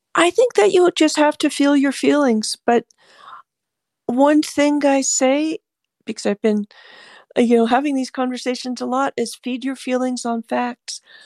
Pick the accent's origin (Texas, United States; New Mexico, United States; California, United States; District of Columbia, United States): California, United States; I'm a Californian